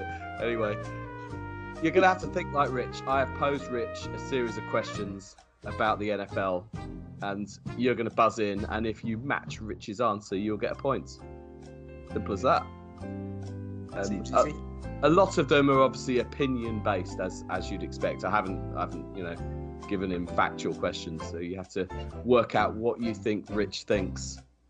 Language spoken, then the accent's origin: English; London, United Kingdom; We're from North and South London, all of us, I think, is the crux of it.